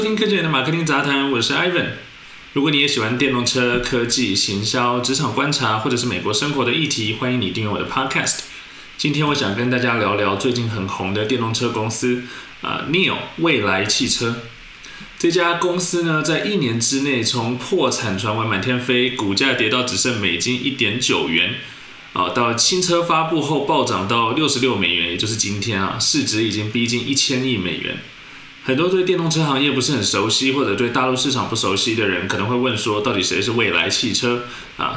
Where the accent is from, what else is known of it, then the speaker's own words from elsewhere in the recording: Taiwan; 做一个台湾人